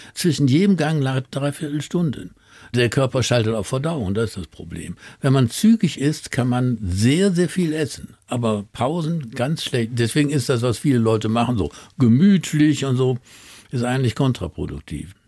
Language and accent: German; Duisburg, North Rhine-Westphalia, Germany; von Duisburg, wo ich groß geworden bin